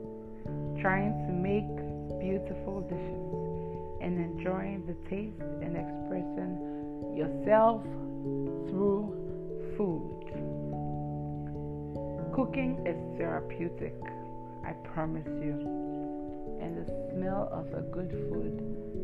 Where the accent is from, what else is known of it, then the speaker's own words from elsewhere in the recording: Ghana; I'm Ghanaian